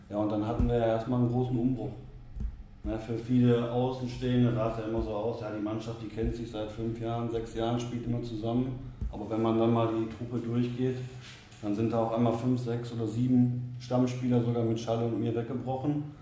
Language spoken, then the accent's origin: German; Oberhausen, North Rhine-Westphalia, Germany; born there; Ich bin gebürtiger Oberhausener, 33 Jahre alt